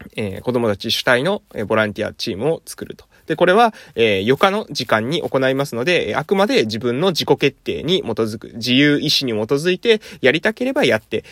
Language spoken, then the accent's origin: Japanese; Amami Oshima, Kagoshima, Japan; moved away; 私みたいに地元に帰ってくるために地域おこし協力隊を活用する